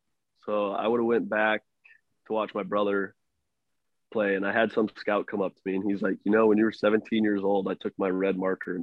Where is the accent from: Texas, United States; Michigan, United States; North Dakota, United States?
North Dakota, United States; moved away as an adult; I grew up in North Dakota.